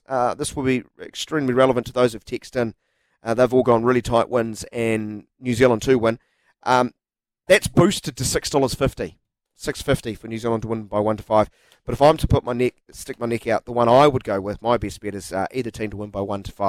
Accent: Scotland, United Kingdom; I'm Scottish too.

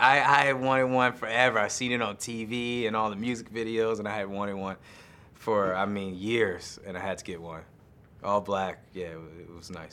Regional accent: United States; I'm American

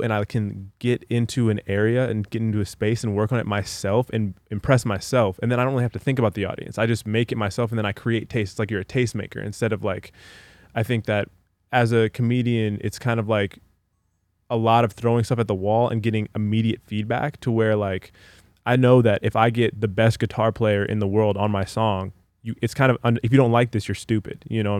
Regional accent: Los Angeles, California, United States; also born or lived in Palos Verdes; I'm from LA.

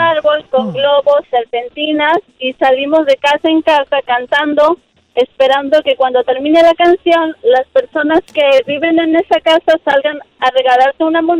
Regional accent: Xalapa, Veracruz, Mexico; now in Illinois, United States; Yo soy de Jalapa, Veracruz. Y decimos una frase que para en vez de decir como que las cosas están muy fuertes, decimos palamecha.

